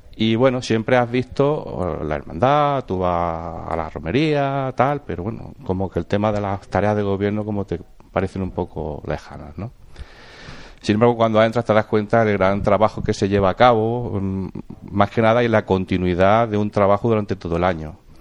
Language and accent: Spanish; Villanueva de Córdoba, Andalusia, Spain; also born or lived in Madrid; now in Jaén, Spain; nací en Jaén, pero mi infancia fue en Villanueva de Córdoba